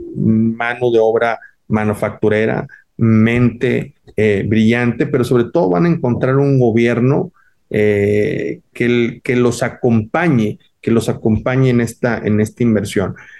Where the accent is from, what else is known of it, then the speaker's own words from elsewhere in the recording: Monterrey, Nuevo León, Mexico; es un orgullo regio